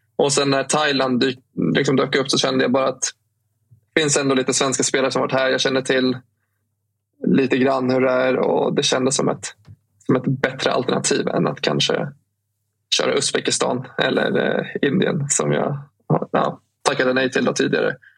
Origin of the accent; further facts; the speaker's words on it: Stockholm, Stockholm County, Sweden; som stockholmare och eh, född och liksom uppvuxen och bott i Stockholm hela mitt liv